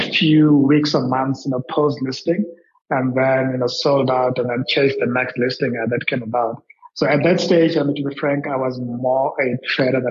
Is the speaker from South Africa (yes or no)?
yes; Soweto, Gauteng, South Africa; also born or lived in Alexandra, Johannesburg; I grew up pretty much in Soweto, where I went through schooling